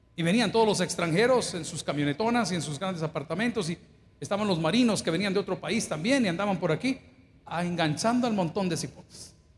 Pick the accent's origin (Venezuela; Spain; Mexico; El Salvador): El Salvador; Yo no sé cuántos somos salvadoreños acá